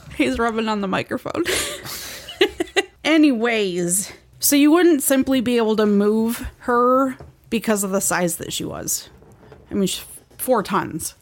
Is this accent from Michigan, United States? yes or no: yes; near Waterford, Michigan, United States; near my hometown